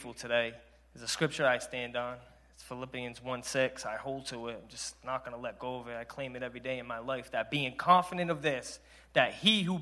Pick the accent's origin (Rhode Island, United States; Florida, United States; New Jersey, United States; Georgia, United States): Rhode Island, United States; Providence; I'm 35 from Providence, Rhode Island.